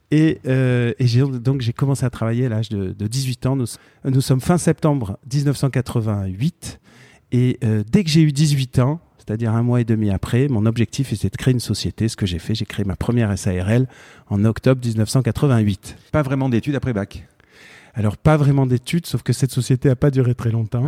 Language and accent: French; Marseille, Provence-Alpes-Côte d'Azur, France; also born or lived in Fontenay-aux-Roses / Paris suburbs; j'ai grandi à Montolivet